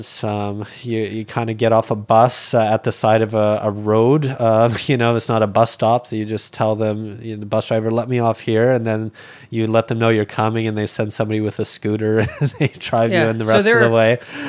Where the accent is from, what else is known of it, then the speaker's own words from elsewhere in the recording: Alberta, Canada; like I'd seen animals be slaughtered growing up in Alberta. And, you know, like one memory I have from Alberta is when I was a small kid, we were butchering chickens.